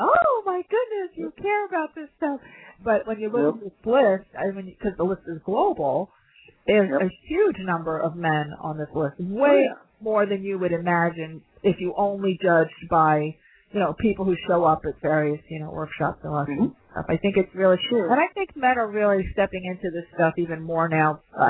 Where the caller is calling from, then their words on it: London, United Kingdom; I'm calling in from London, you know, at the midnight.